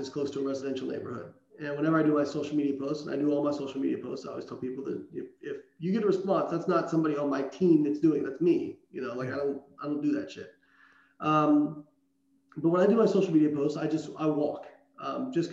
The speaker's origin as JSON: {"language": "English", "region": "Southern Indiana", "country": "United States", "tie": "born or raised there", "moved": "yes", "said": "I grew up in Southern Indiana. Like, where I was from, people didn't move away."}